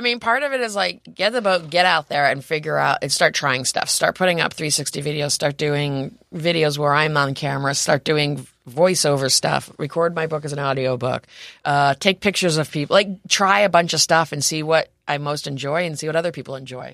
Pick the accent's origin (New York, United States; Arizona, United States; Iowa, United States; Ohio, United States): New York, United States; Rome; also born or lived in New Orleans; now in San Diego, United States; I grew up in Rome, New York, um, so, which is on the Erie Canal